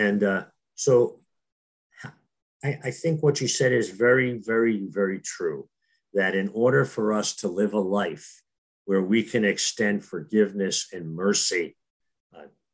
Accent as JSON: {"language": "English", "town": "Newark", "region": "New Jersey", "country": "United States", "tie": "born or raised there", "said": "when I was a young kid growing up in Newark, New Jersey"}